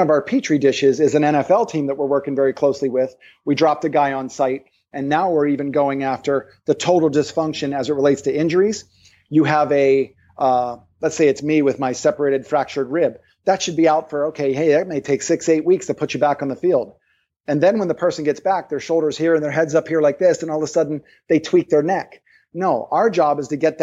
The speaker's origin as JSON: {"language": "English", "region": "East Coast", "country": "United States", "also_born_or_lived": "Maui", "moved": "yes", "said": "I'm from the East Coast"}